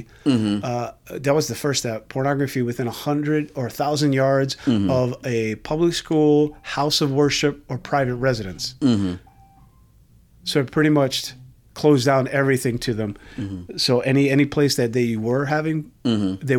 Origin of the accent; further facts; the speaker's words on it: New York, United States; When I was a kid growing up in New York